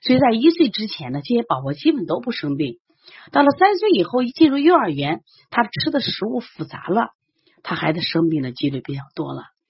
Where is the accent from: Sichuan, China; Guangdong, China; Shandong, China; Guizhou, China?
Shandong, China; now in Xi'an, China; 本身呢，我是山东人。